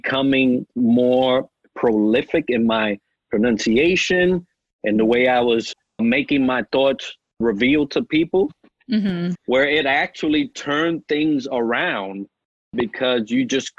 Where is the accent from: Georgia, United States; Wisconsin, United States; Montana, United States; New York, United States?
New York, United States; accent: New York; moved away; I may still have a New York accent, right? You could probably say, oh, that guy's from New York somewhere up north. And I don't think I ever lost